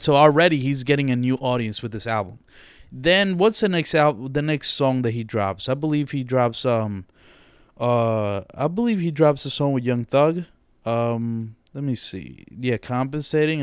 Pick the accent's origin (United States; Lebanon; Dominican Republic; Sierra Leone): Dominican Republic; accent: Dominican; my Dominican accent slips out